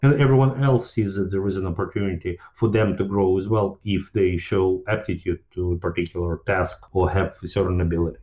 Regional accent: Ukraine; moved away as an adult; now in United States; I grew up in Ukraine, well, former Soviet Union at that time. And then uh, just when Ukraine became independent, I moved to United States

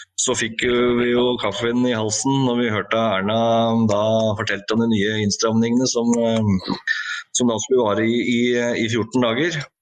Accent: Hokksund, Buskerud, Norway; jeg er jo eh, fra Hokksund

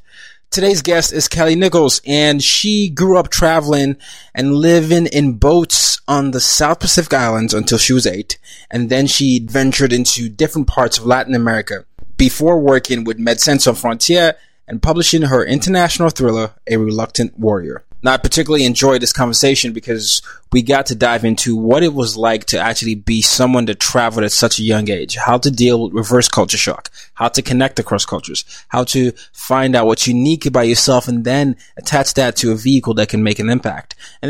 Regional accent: Nigeria; And not just because as a Nigerian, it means so much to me, because it, you know, it talks about the continent and, you know, African diaspora.

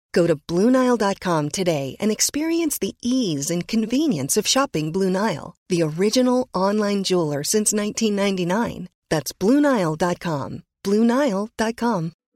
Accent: Ohio, United States; moved away as an adult; I went there right from growing up in Ohio

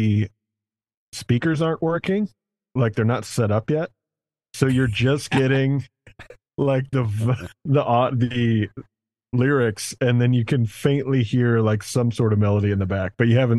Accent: Cincinnati, Ohio, United States; also born or lived in Chicago; now in Michigan, United States; I was born here. I grew up in Cincinnati, which is where I started. And then I moved from Cincy to Chicago and then here.

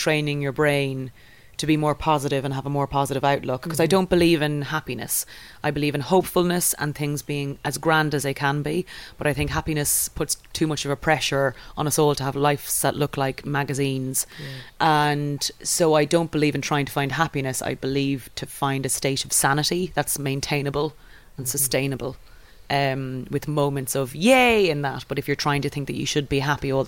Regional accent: Ireland; being Irish

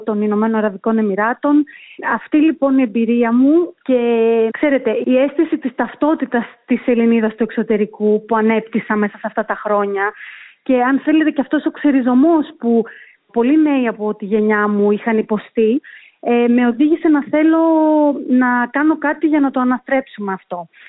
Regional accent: Greece; moved away as an adult; also born or lived in London, United Kingdom / Brussels, Belgium / Athens, Greece; now in United Arab Emirates; Εγώ είμαι προϊόν της γενιάς του Brain Drain στην Ελλάδα

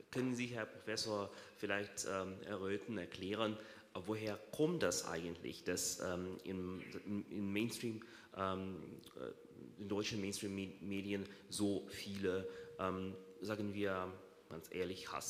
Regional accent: Russia; moved away; ich komme aus Russland

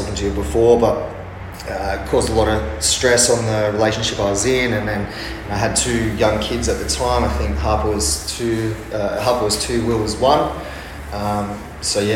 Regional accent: Sydney or Wollongong, New South Wales, Australia; moved away as an adult; also born or lived in Amsterdam / London / Bali / Mount Isa; now in Perth, Australia; I'm originally from Sydney or Wollongong

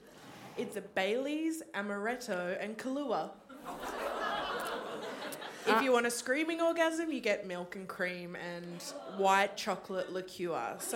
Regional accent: Queensland, Australia; But also growing up in Queensland.

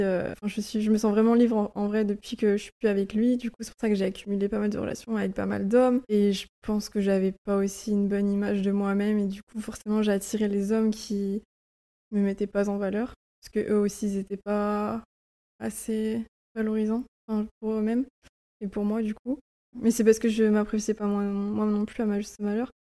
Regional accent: Lorient, Brittany, France; moved away as an adult; also born or lived in Budapest, Hungary; je suis originaire de Lorient en Bretagne

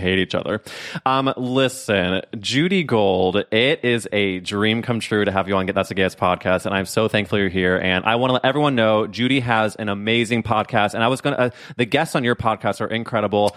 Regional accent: St. Louis, Missouri, United States; I'm from Saint Louis.

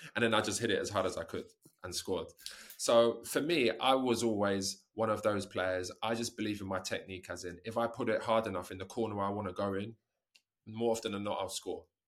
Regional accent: England, United Kingdom; moved away as an adult; also born or lived in Italy / Japan; I'm from England

